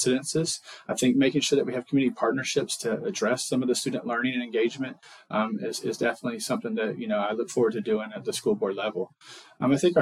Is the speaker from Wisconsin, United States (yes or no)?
no; Leon County, Florida, United States; I was born and raised here in Leon County.